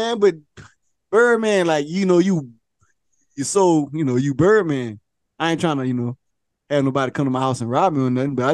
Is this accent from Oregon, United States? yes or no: no; Louisiana, United States; now in Atlanta, United States; we from Louisiana